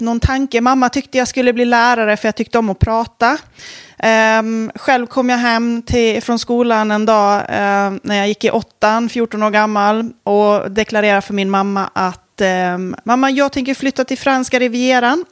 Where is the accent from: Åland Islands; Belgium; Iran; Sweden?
Åland Islands; jag kommer från Åland